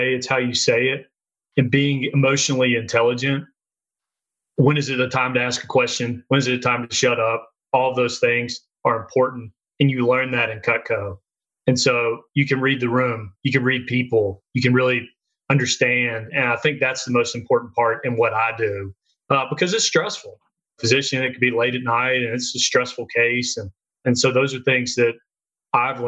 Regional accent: Jackson, Mississippi, United States; I'm from Mississippi, I'm from Jackson

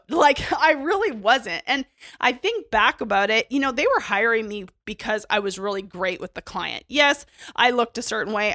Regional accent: Canada; I grew up in Canada

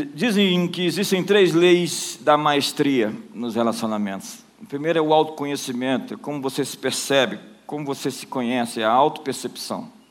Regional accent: Brasília, Federal District, Brazil; Eu não sou somente de Brasília

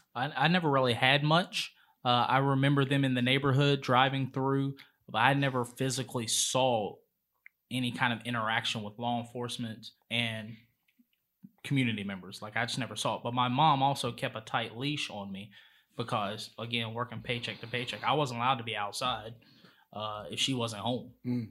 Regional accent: Charlotte, North Carolina, United States; I'm from Charlotte. Mm-hmm. Uh, was raised on the east side.

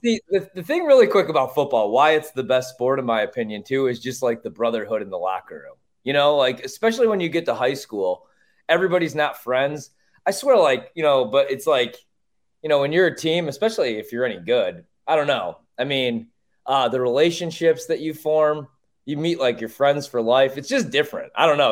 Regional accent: Chicago, Illinois, United States; I grew up in Chicago

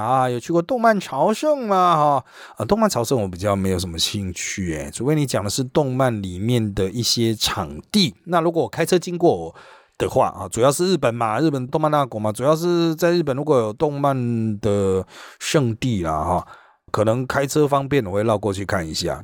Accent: Taiwan; 我们台湾人

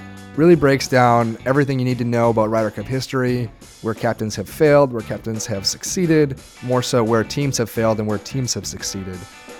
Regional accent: United States; Myself personally, as an American and a relatively young one

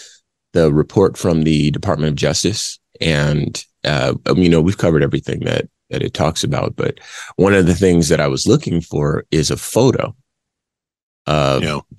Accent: West Coast, United States; I grew up on the West Coast, in prison

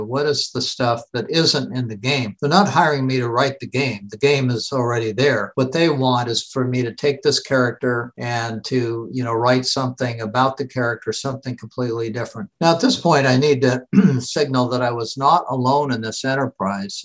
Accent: Seattle, Washington, United States; I grew up in Seattle.

